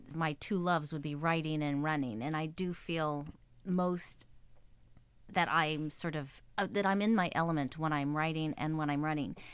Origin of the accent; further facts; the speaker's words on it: Texas, United States; moved away as an adult; now in New York, United States; I'm born and raised in Texas. My whole family's still there.